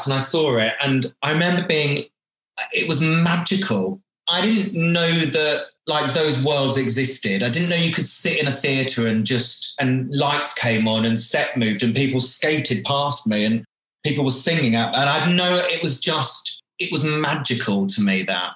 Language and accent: English; Wivenhoe, East of England, United Kingdom; I am a born and bred Essex boy. There's a town called Colchester in Essex, and just off of Colchester, there is a little village on the river called Wivenhoe, and that is a small little sailing village, and that is where I grew up